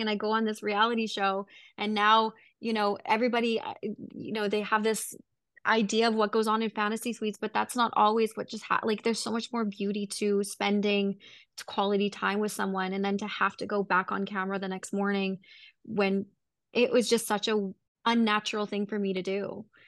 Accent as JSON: {"language": "English", "town": "Vancouver", "region": "British Columbia", "country": "Canada", "said": "was from Vancouver"}